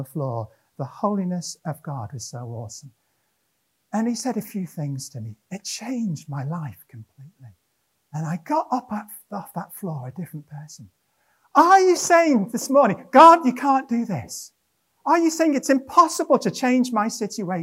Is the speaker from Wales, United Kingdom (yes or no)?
yes; Wrexham, Wales, United Kingdom; moved away; also born or lived in Llanelli / Cardiff / Monmouth; I was born in Wrexham in North Wales